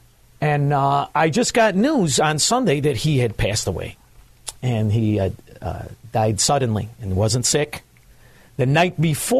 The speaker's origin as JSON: {"language": "English", "town": "Melrose Park", "region": "Illinois", "country": "United States", "tie": "born or raised there", "said": "everybody now knows that I'm from Melrose Park. Melrose Park, when I grew up there, was the best neighborhood in the world"}